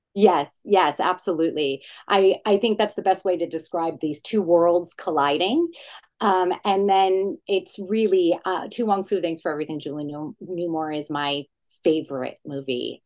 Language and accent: English; New Jersey, United States; I'm from New Jersey. So it was very much an ode to my childhood growing up in the suburbs of New York City, growing up in an Italian Jewish family in Jersey